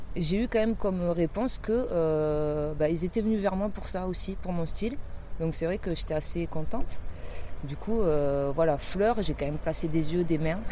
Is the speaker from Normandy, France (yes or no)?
no; Basque Country, Nouvelle-Aquitaine, France; moved away; also born or lived in Toulouse; je suis retournée au Pays Basque, c'est là où j'ai grandi quand j'étais ado.